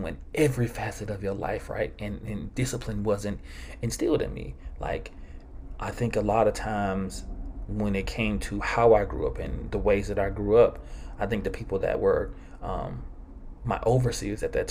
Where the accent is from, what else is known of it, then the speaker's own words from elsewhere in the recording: Georgetown, Mississippi, United States; growing up in Georgetown, Mississippi